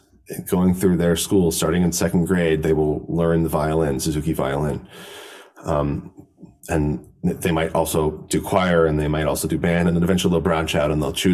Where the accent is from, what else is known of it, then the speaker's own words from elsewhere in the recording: United States; as an American